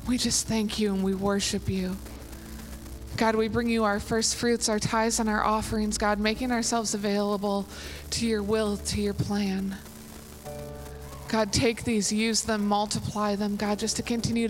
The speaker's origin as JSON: {"language": "English", "town": "St. Louis", "region": "Missouri", "country": "United States", "moved": "yes", "said": "I'm from St. Louis"}